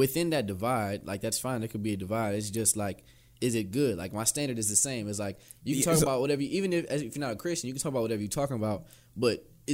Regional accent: Cleveland, Ohio, United States; I'm from Cleveland. I'm from Cleveland.

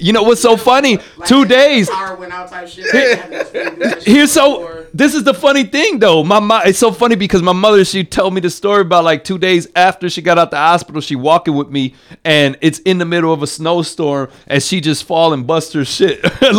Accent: Massachusetts, United States; moved away; also born or lived in Midwest; I was born in Massachusetts, and I was born during the snowstorm

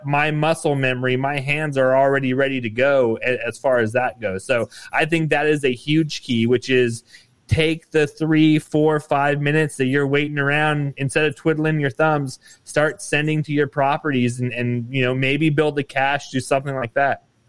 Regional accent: Nevada, United States; with Nevada being my home state

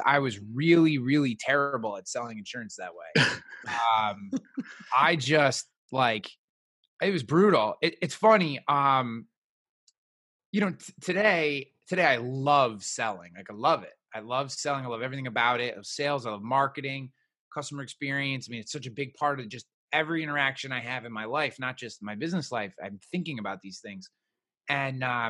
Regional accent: Albany, New York, United States; we are both from the Albany, New York area. Which is about 2.5 hours north of New York City.

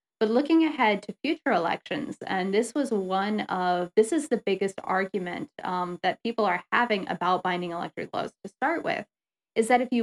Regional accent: South Carolina, United States; my home state of South Carolina

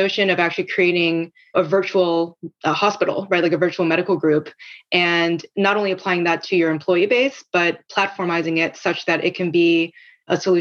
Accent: South Korea; moved away; I grew up in Korea where there's a national health system.

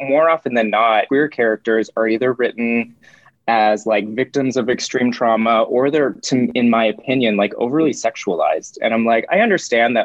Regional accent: Lake Arrowhead, California, United States; I grew up in Lake Arrowhead, California

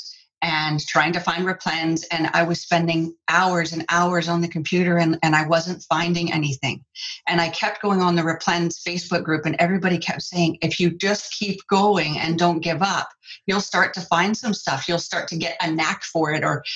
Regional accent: Canada; also born or lived in Vancouver Island, British Columbia; I'm from Canada, I live on Vancouver Island in British Columbia

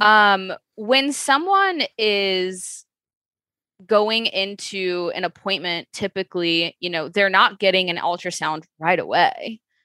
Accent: Chicago, Illinois, United States; I am from Chicago, born and raised

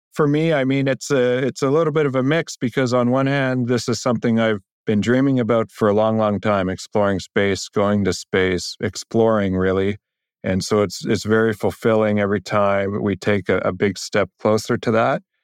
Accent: Canada; as a Canadian, that's a point of extreme pride

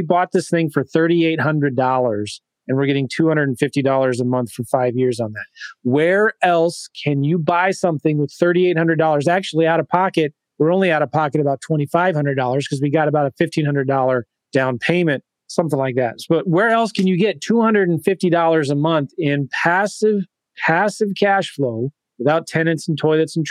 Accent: San Diego, California, United States; moved away; I used to live in San Diego for most of my childhood and then left San Diego in 1989

